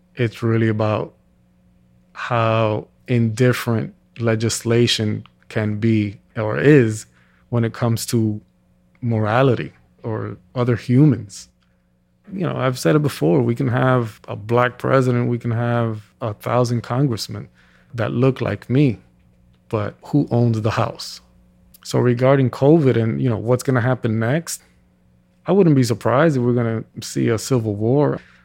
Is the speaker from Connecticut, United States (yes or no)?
no; New York City, New York, United States; born and raised in Washington Heights